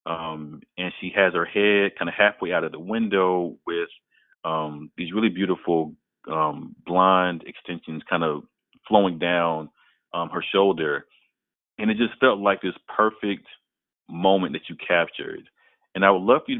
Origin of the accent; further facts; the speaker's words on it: College Park, Georgia, United States; I grew up in Atlanta, in the Atlanta area. I grew up in College Park